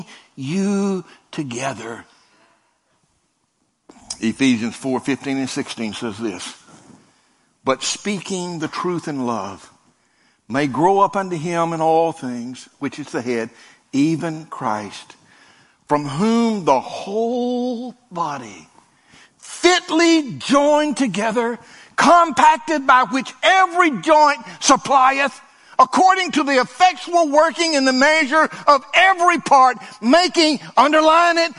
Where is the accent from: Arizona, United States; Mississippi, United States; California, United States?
Mississippi, United States; North; moved away as an adult; also born or lived in Panama City; we were raised in North Mississippi